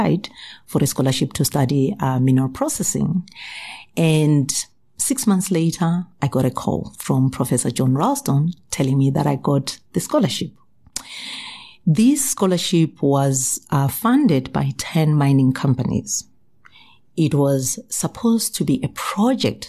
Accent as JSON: {"language": "English", "country": "Zimbabwe", "tie": "born or raised there", "also_born_or_lived": "South Africa", "moved": "as an adult", "said": "I was actually born in Zimbabwe to my wonderful parents, and we are six girls and one boy, right? I then got educated in Zimbabwe. Then I moved to South Africa"}